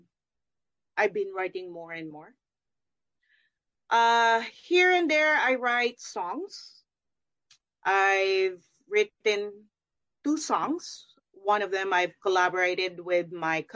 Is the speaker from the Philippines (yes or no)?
yes; Philippines; moved away; I'm born and raised in the Philippines